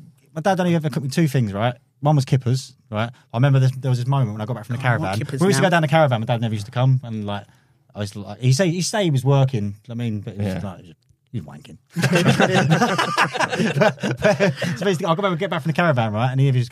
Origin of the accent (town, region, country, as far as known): Croydon, London, United Kingdom